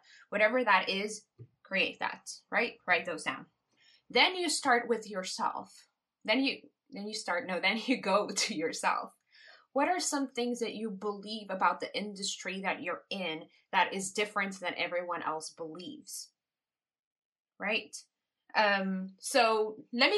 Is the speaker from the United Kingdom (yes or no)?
no; Curaçao; I was born in Curacao.